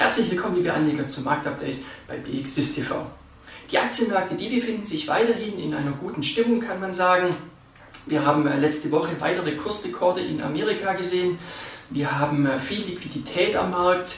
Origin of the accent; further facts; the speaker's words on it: Switzerland; bei uns in der Schweiz